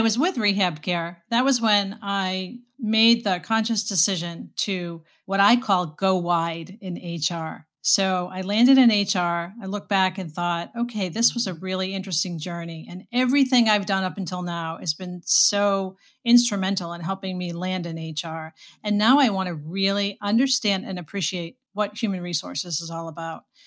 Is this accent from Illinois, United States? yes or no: no; Boston, Massachusetts, United States; moved away as an adult; now in Saint Louis, United States; I am from Boston, born, raised, and, uh, spent a good part of my life in Boston